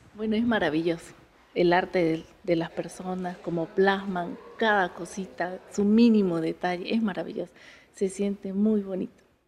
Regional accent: Piura, Peru; mi tierra, la tierra de mis padres

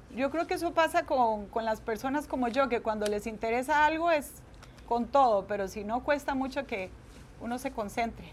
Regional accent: Guadalupe, San José, Costa Rica; moved away as an adult; also born or lived in United States; yo nací en Costa Rica y soy la menor de una familia de siete hijos.

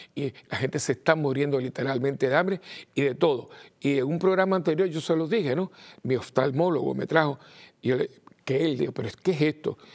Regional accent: Cuba; now in Puerto Rico; yo nací en Cuba y, estoy al tanto también, aunque estoy en Puerto Rico

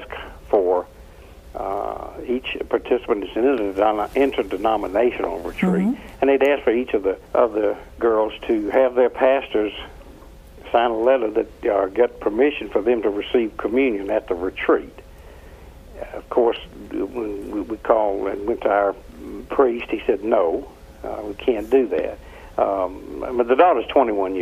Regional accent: Atlanta, Georgia, United States; Atlanta, Georgia

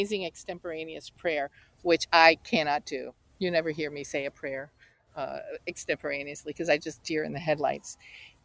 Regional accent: the Bible Belt in the South, United States; I grew up in the Bible Belt in the South

